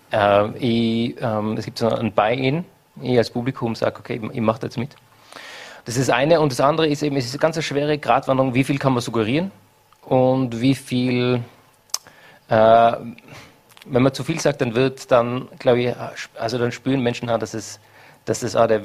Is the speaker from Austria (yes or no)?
yes; Hall in Tirol, Tyrol, Austria; born there; ich bin in Hall in Tirol geboren.